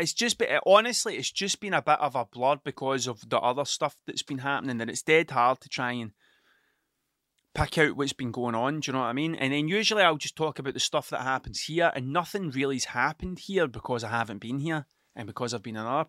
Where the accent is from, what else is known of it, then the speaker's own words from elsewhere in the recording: Scotland, United Kingdom; accent: Ayrshire; Everybody thinks I'm from Glasgow. It's the way I talk. I definitely have a bit of a Glasgow sound to me, but I'm not from Glasgow, I'm from Ayrshire, right? And the Ayrshire accent changes depending on where you are.